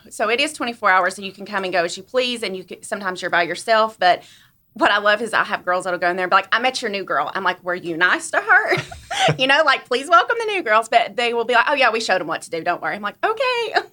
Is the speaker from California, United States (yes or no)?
no; Blountville, Tennessee, United States; now in Johnson City, United States; I'm actually from Blumpville, Tennessee. Good old Blumpville. Um, I moved to Johnson City when I was twenty years old and been here ever since.